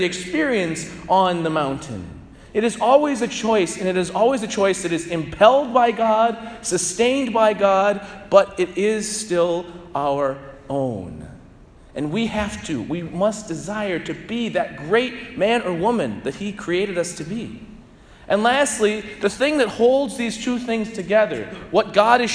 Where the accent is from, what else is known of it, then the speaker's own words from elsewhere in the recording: St. Louis, Missouri, United States; growing up in St. Louis